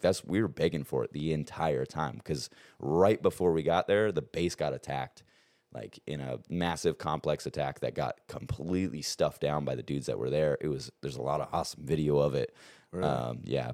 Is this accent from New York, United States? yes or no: no; Arizona, United States; also born or lived in Montana; we grew up in Montana um, until I was about eight, and then I moved down to Arizona with my dad